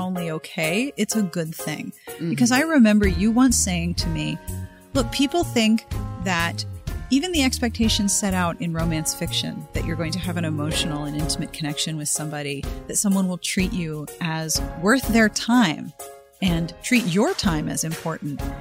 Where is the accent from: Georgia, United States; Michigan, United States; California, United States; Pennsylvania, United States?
Pennsylvania, United States; Pittsburgh; now in Los Angeles, United States; I am from Pittsburgh